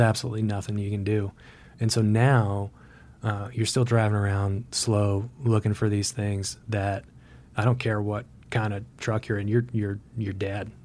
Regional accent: Vermont, United States; growing up in Vermont

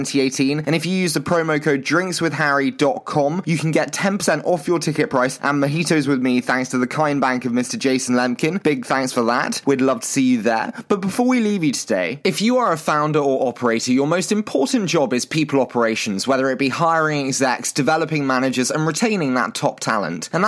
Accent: United Kingdom; accent: British; my terrible British accent

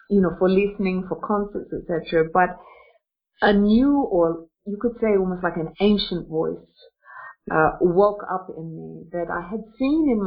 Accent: Australia; now in Russia; I'm an Australian woman, but Interestingly enough, I'm an Australian woman who lives in Russia and uh, I'm 52 years old.

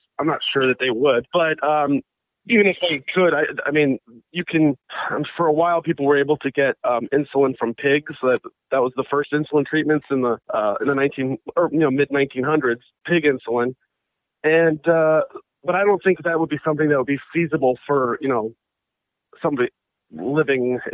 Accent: Bethesda, Maryland, United States; now in McLean, United States; I grew up in Bethesda, Maryland, a suburb of Washington, D.C.

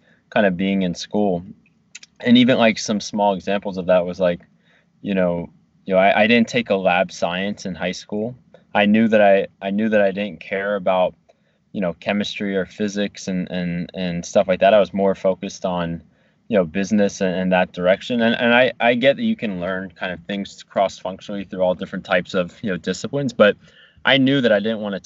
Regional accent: New Jersey, United States; moved away as an adult; also born or lived in Virginia; getting out of like New Jersey and my hometown and going to Virginia

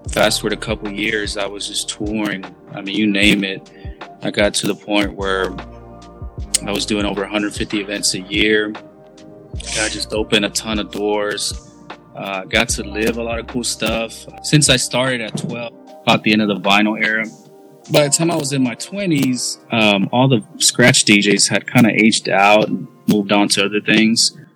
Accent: Dallas, Texas, United States; We're both from Dallas the Dallas area

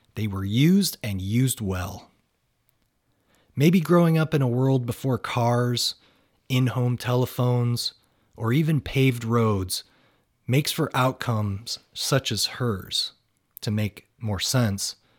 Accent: Northern Ohio, United States; moved away as an adult; also born or lived in Washington; not only did he grow up where I had grown up

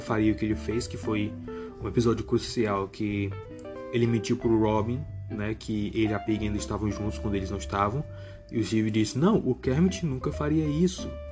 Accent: Brazil; eu, como brasileiro

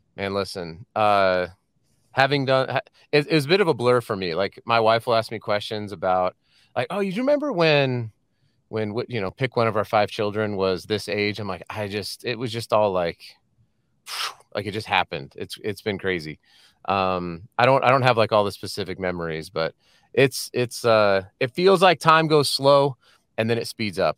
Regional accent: Colorado, United States; moved away as an adult; also born or lived in San Diego; now in Salt Lake City, United States; we're from Colorado

